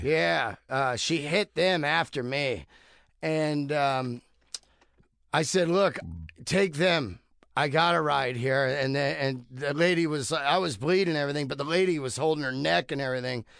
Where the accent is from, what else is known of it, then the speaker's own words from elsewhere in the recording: Bay Area, California, United States; I grew up in the Bay Area